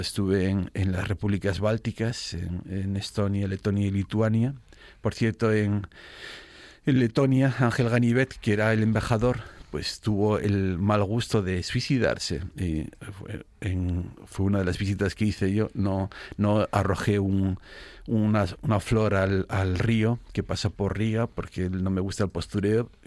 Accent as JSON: {"language": "Spanish", "country": "Spain"}